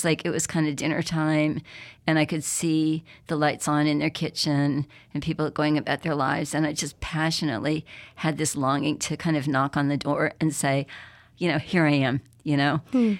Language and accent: English; Berkeley, California, United States; now in Mississippi, United States; Growing up in Berkeley in the 1960s, you know, I was pretty interested in the civil rights movement.